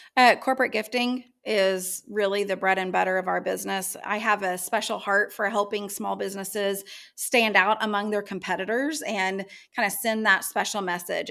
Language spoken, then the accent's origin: English; Yukon, Oklahoma, United States; growing up in Yukon